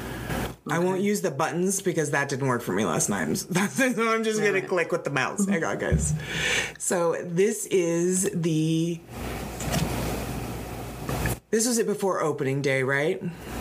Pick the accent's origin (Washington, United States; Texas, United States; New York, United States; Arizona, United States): Arizona, United States; Phoenix; for right. most Phoenicians, we all still call it Squaw Peak